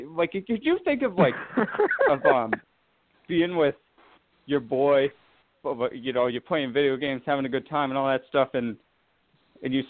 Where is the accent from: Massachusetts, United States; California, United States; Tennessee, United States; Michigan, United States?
Massachusetts, United States; Boston; from Boston